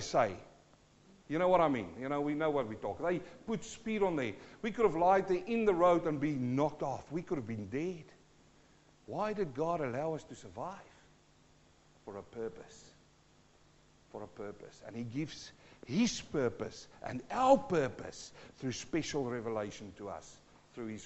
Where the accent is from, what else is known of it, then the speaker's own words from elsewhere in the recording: South Africa; accent: South African; also born or lived in New Zealand; now in Australia; I'm born South African-born Kiwi who's now in Australia